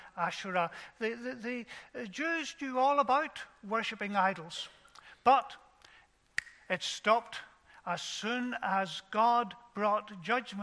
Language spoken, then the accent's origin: English; Ballymena, Northern Ireland, United Kingdom; I was brought up in Ballymena